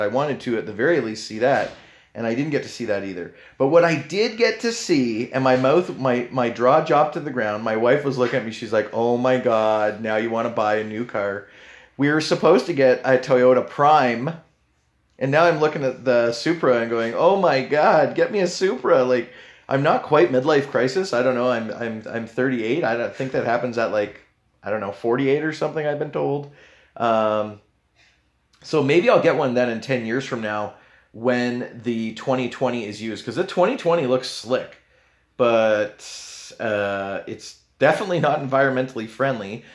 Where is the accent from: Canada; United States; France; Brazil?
Canada; I know I'm Canadian